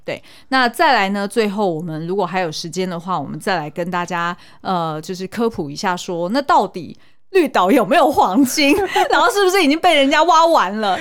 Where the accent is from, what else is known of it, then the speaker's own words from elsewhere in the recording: Taiwan; 身为台湾人，老实说我对台湾还真不熟